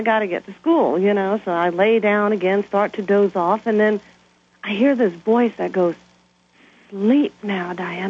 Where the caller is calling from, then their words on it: Brighton, Colorado, United States; And I'm calling from Brighton, Colorado.